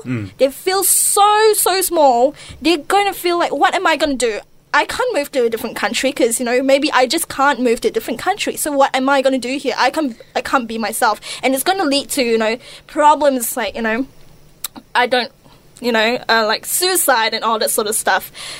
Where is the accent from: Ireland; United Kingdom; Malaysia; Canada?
Malaysia; moved away; growing up in Malaysia, you know, for most of my secondary schooling